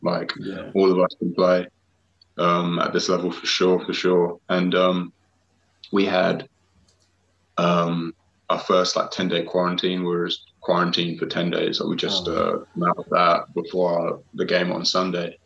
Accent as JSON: {"language": "English", "town": "Harlow", "region": "East of England", "country": "United Kingdom", "tie": "born or raised there", "said": "from my hometown in Harlow"}